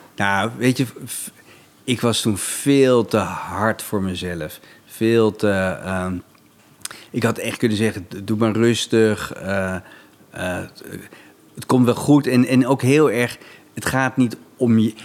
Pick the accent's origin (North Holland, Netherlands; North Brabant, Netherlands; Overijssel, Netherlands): North Holland, Netherlands; Laren; ik kwam uit de buurt van Hilversum